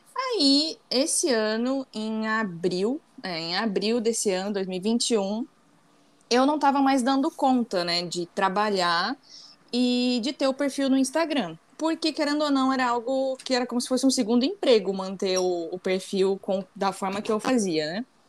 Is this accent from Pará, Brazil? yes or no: no; Santa Catarina, Brazil; now in Rio de Janeiro, Brazil; eu moro no Rio, mas eu sou de Santa Catarina. Então toda a minha família está lá em Santa Catarina